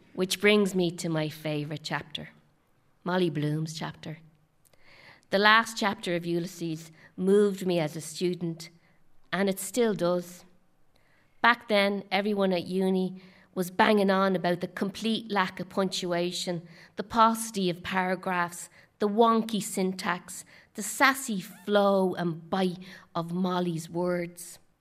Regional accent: Dublin, Leinster, Ireland; moved away as an adult; also born or lived in Boston; my hometown of Dublin

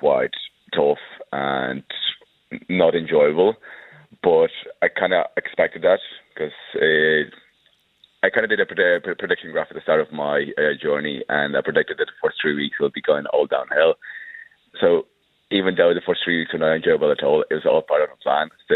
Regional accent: Wicklow, Leinster, Ireland; also born or lived in Ukraine; I was born in Ukraine, but I grew up and lived up most of my life in Wicklow Town.

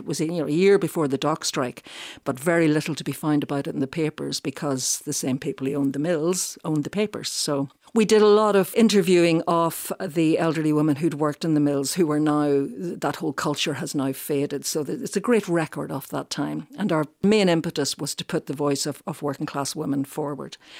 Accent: South County Derry, Northern Ireland, United Kingdom; moved away as an adult; also born or lived in Belfast; now in Dublin, Ireland; I'm from County Derry, South Derry originally

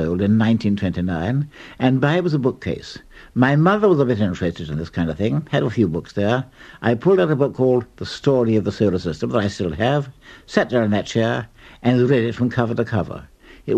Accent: Sussex, South East England, United Kingdom; also born or lived in Middlesex / Armagh; I'm not actually Sussex born. I was born in Middlesex, but apart from the first 6 months of my life and the war and Armagh, I've always lived in Sussex

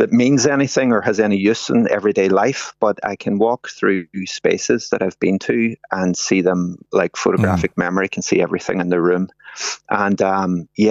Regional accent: Derry, Northern Ireland, United Kingdom; I grew up in Derry, and I grew up in a sort of working class part of town

